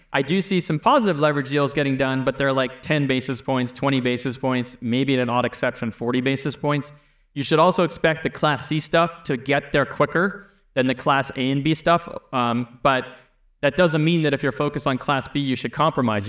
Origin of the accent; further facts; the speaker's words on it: Canada; I'm from Canada